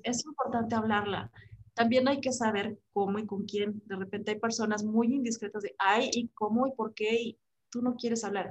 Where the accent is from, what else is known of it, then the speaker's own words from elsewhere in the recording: Mexico; como mexicanos